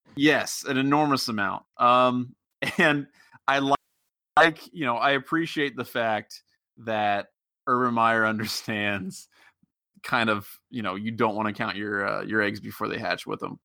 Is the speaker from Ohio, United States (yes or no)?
yes; Cincinnati, Ohio, United States; I'm from the Cincinnati area